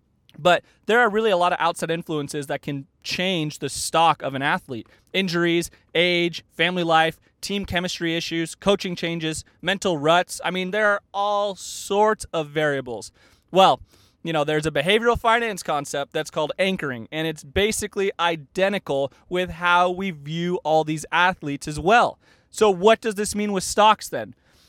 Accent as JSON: {"language": "English", "region": "Arizona", "country": "United States", "tie": "born or raised there", "said": "But I mean, the Diamondbacks were in there, which I grew up in Arizona."}